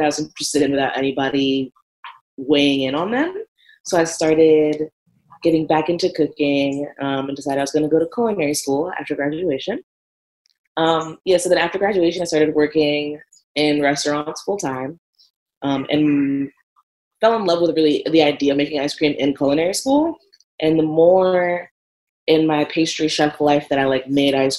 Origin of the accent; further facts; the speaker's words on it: Montgomery County, Maryland, United States; moved away as an adult; now in Richmond, United States; I grew up in Montgomery County, Maryland, so it was like a huge melting pot.